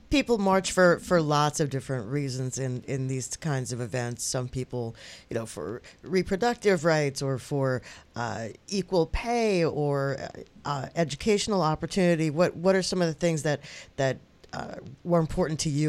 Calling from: Westchester County, New York, United States; I'm calling from Westchester County.

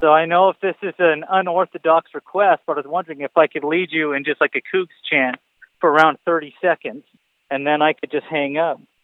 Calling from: Salt Lake City, Utah, United States; I'm calling from Salt Lake City, Utah. That's where I I live

